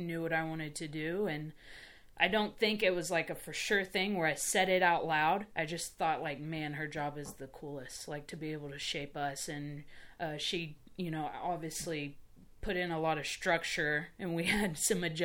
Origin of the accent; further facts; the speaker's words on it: Spring, Texas, United States; I grew up in Houston, Texas, Spring, Texas. It's just north side of Houston